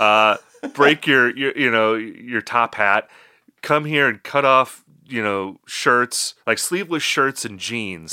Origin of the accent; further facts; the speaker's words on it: Midwest, United States; accent: Midwestern; my Midwestern accent